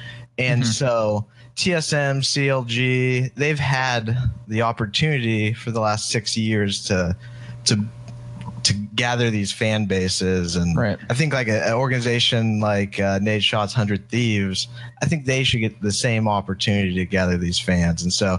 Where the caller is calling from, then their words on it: Dallas, Texas, United States; Hey man, I'm in Dallas, Texas.